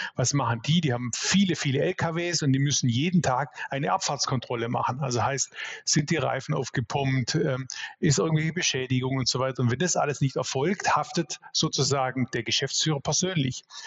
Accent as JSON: {"language": "German", "area": "Swabia", "region": "Baden-Württemberg", "country": "Germany", "tie": "born or raised there", "said": "ich bin Schwabe durch und durch, bin 46 Jahre, ähm, sozusagen auch den Schwabe in die Wiege gelegt"}